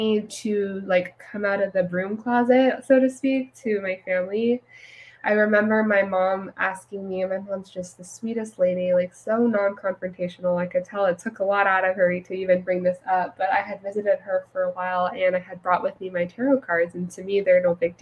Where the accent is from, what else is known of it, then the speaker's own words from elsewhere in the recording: California, United States; now in Texas, United States; I grew up in a fairly conservative Christian home in California